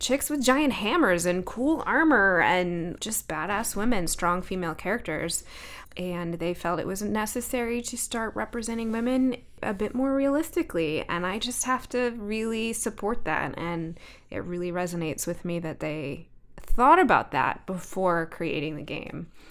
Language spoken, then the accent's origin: English; Alaska, United States; So I grew up in Alaska